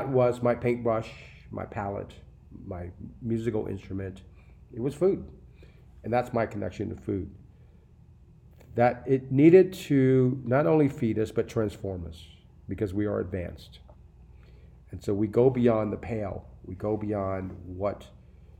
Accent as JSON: {"language": "English", "town": "New Orleans", "region": "Louisiana", "country": "United States", "tie": "born or raised there", "said": "I grew up in New Orleans."}